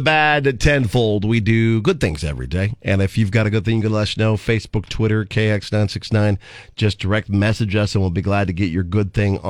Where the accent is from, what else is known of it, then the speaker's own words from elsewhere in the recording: Aurora or Crete, Nebraska, United States; Aurora, my hometown